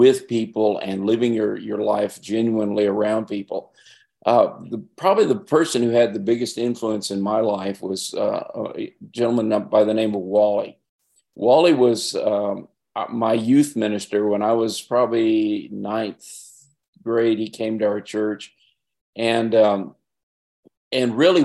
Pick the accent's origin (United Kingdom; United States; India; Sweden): United States; Albuquerque, New Mexico; also born or lived in Nevada; now in Arizona, United States; I grew up in Albuquerque